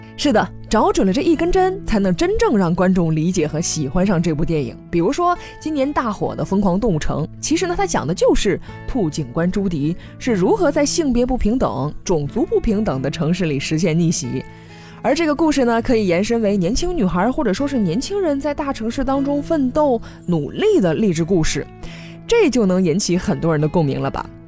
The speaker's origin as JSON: {"language": "Chinese", "country": "China", "said": "我们都是中国人，最熟悉的也是中国故事"}